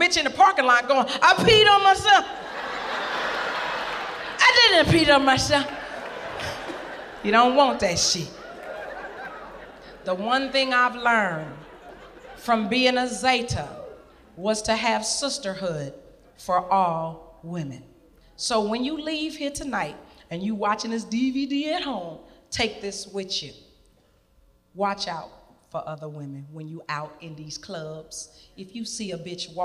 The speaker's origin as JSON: {"language": "English", "town": "Little Rock", "region": "Arkansas", "country": "United States", "said": "I'm from Little Rock, Arkansas"}